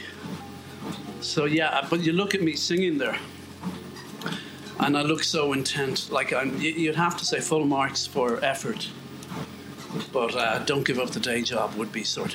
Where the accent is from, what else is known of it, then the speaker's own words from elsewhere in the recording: Ireland; I'm Irish.